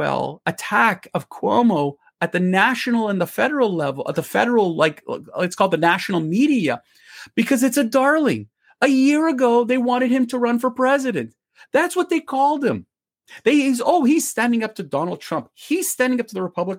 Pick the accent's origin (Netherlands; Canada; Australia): Canada; I'm a Canadian